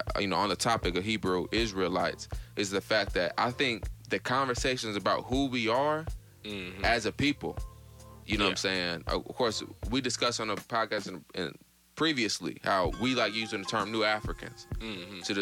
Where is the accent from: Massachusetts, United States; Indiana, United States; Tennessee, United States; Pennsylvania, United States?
Indiana, United States; Evansville; moved away; travel back to Evansville, my hometown